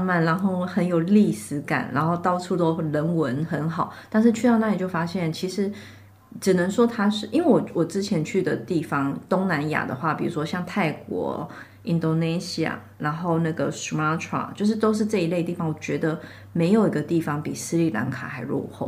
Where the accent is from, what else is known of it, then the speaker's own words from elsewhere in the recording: Shanghai, China; “哎，你们哪里来的？”我说：“呃，上海。”